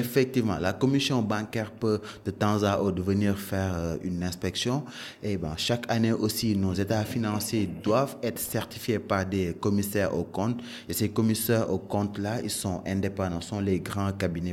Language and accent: French; Dakar, Senegal; also born or lived in Canada; j'ai grandi à Dakar